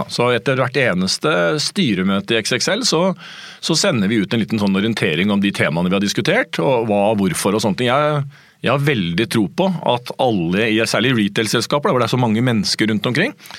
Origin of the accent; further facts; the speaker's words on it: Hamar, Innlandet, Norway; moved away; Jeg spilte fotball da jeg var liten, jeg kom fra Hamar